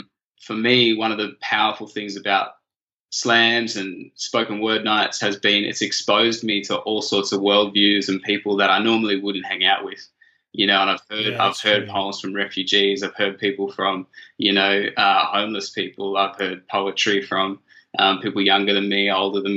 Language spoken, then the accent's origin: English; Canberra, Australian Capital Territory, Australia; I was a little white privileged kid growing up in Canberra